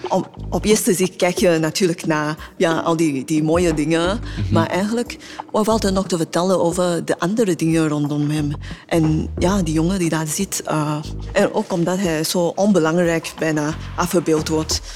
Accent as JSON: {"language": "Dutch", "country": "Singapore", "second_language": "Dutch", "moved": "as an adult", "lives_now": "Belgium", "said": "ik kom oorspronkelijk uit Singapore"}